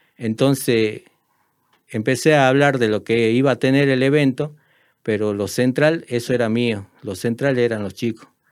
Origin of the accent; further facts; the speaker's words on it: Tartagal, Salta, Argentina; also born or lived in San Pedro de Jujuy, Jujuy, Argentina; Soy de San Pedro de Jujuy. Me vine a los 10 años a Tartagal. Eh, me considero una persona de Tartagal.